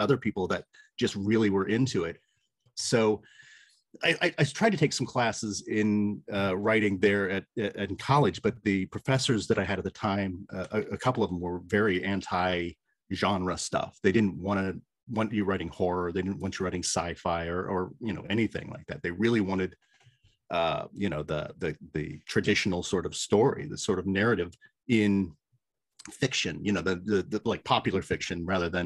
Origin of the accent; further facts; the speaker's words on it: Lima, Ohio, United States; also born or lived in Toledo; I ended up working radio in my hometown in Lima